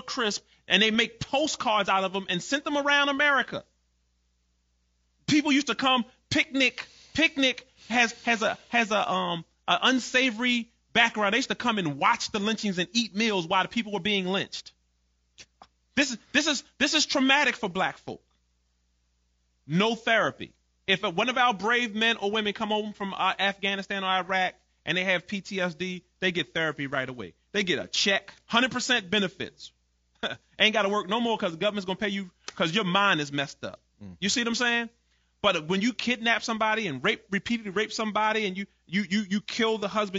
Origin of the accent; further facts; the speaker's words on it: Baltimore, Maryland, United States; moved away as an adult; also born or lived in Greenwood, Mississippi; I grew up in Baltimore. We had over 300 murders most of my life growing up in Baltimore every year